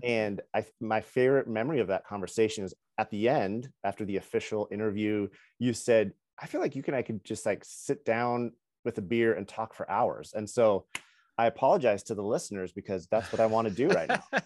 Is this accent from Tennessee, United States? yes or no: no; Kennewick, Washington, United States; I'm from Kennewick, one of the three cities